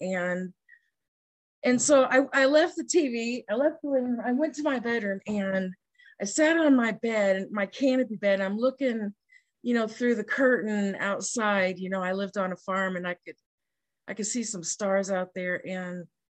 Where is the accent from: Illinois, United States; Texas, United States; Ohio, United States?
Illinois, United States; rural; I'm stuck in rural Illinois